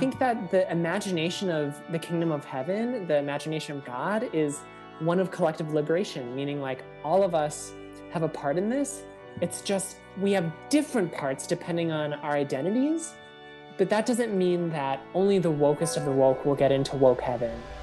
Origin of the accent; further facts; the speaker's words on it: Minnesota, United States; growing up in Minnesota